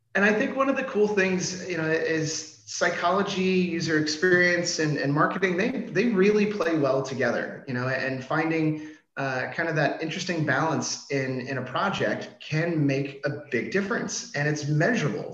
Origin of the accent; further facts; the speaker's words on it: Washington, District of Columbia, United States; moved away as an adult; now in Denmark; I'm originally from Washington D.C.